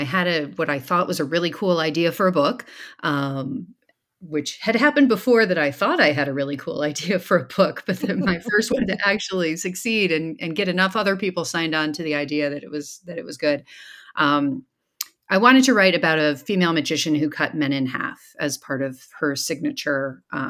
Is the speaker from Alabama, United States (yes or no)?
no; Michigan, United States; also born or lived in Iowa; Yes, I was raised in the Midwest in Michigan and then Iowa. I came to the East Coast for college and have been moving up and down the East Coast ever since.